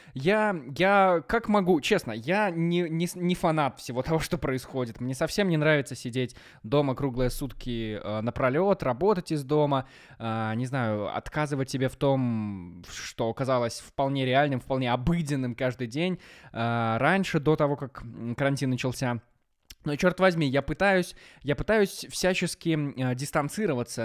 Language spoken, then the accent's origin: Russian; Maladzyechna, Minsk Region, Belarus; now in Minsk, Belarus; я волею судьбы оказался дома, в родном городе, в Молодечно